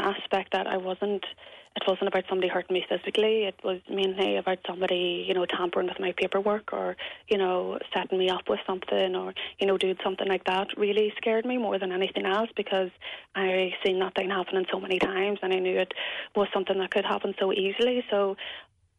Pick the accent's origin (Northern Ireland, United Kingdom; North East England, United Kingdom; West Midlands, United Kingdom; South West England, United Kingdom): Northern Ireland, United Kingdom; Belfast; moved away as an adult; before I moved to the north